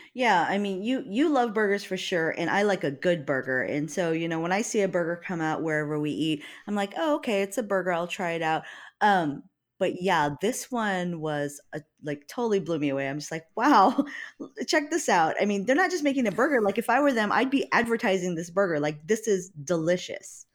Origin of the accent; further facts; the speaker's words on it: Hawaii, United States; now in Seattle, United States; I'm from Hawaii